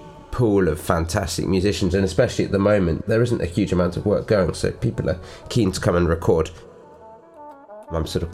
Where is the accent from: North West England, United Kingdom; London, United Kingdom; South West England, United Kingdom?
London, United Kingdom; I'm a composer from London, United Kingdom